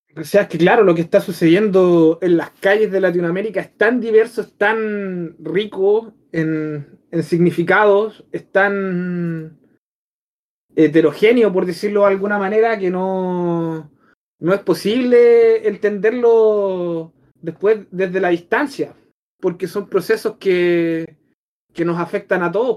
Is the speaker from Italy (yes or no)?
no; Chile; mi país